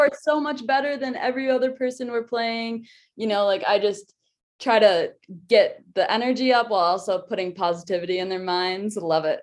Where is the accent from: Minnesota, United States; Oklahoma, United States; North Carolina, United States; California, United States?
Minnesota, United States; moved away as an adult; now in Denver, United States; I loved growing up in Minnesota because everybody is a hockey fan